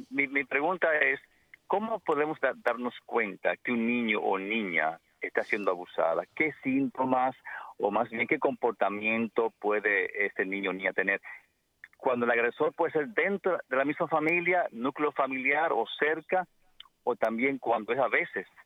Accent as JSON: {"language": "Spanish", "country": "Dominican Republic", "moved": "yes", "lives_now": "Massachusetts, United States", "said": "como decimos en mi país, yo soy dominicano"}